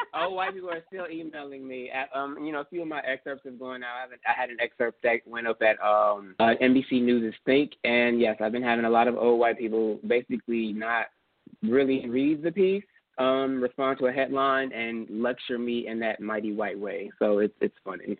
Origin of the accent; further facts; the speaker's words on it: Houston, Texas, United States; I'm from Houston